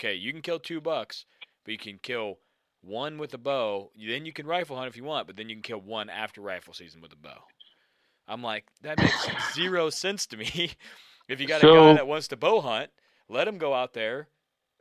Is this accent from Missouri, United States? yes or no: yes; Missouri, United States; I grew up in Missouri bow hunting. That's where I, you know, grew up.